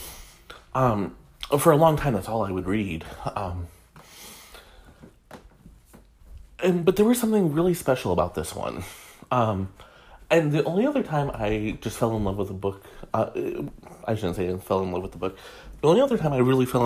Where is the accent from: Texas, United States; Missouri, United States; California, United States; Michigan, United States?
Michigan, United States; I'm from Michigan myself, we come from two very different towns